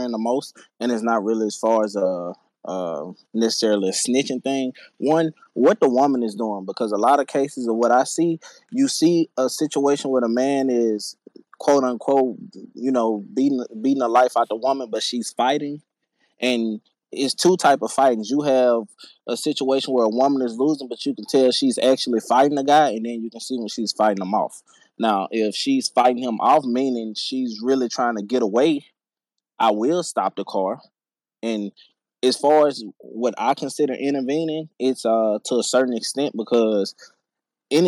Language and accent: English; Louisiana, United States; I'm from Louisiana. I've been here my whole life